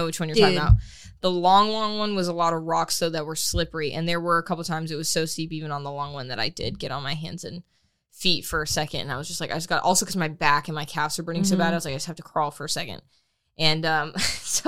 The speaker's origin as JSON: {"language": "English", "region": "Florida", "country": "United States", "said": "I'm from Florida"}